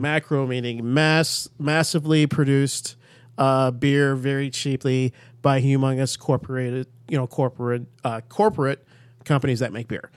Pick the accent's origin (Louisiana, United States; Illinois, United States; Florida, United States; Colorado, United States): Illinois, United States; Chicago; I grew up in Chicago